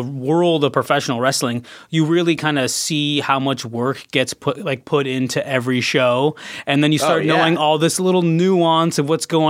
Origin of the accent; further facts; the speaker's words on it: Canada; moved away; I'm from Canada